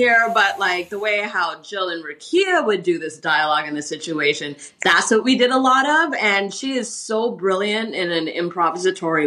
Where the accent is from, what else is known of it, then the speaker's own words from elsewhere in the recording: Toronto, Ontario, Canada; now in Vancouver, Canada; I'm from Toronto, but in my home here in Vancouver